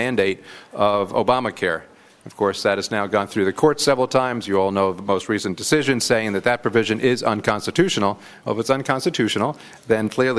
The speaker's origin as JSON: {"language": "English", "region": "New Jersey", "country": "United States", "said": "I come from New Jersey"}